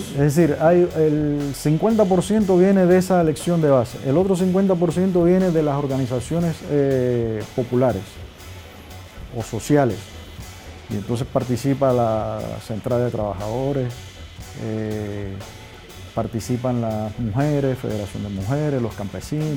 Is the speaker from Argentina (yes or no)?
no; Cuba; yo que soy el embajador de Cuba